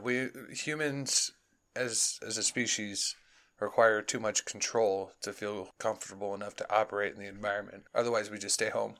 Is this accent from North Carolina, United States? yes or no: no; Chicago, Illinois, United States; moved away; growing up in Chicago, it would snow on my birthday in June